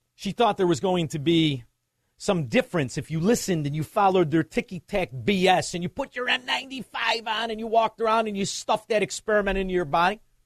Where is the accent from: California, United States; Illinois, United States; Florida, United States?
Illinois, United States; Chicago; walked around with a certain pride of being a Chicagoan